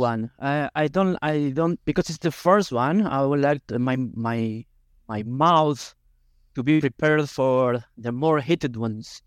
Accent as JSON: {"language": "English", "country": "Argentina", "also_born_or_lived": "Buenos Aires, Argentina", "second_language": "English", "moved": "as an adult", "lives_now": "Barcelona, Spain", "said": "I'm from the Nigeria of Argentina, but when I moved to Buenos Aires when I had seventeen, eighteen years old"}